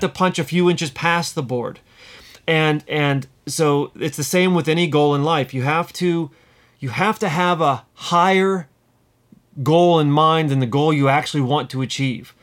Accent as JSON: {"language": "English", "country": "United States", "also_born_or_lived": "London", "moved": "as an adult", "said": "I'm living in London as an American."}